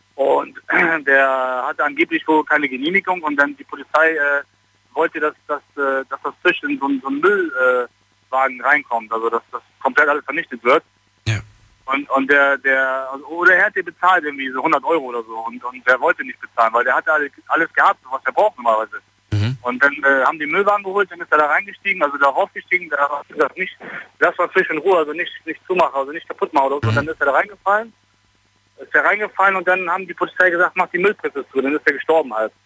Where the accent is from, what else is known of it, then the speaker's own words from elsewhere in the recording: Germany; also born or lived in Koblenz; ich bin Deutscher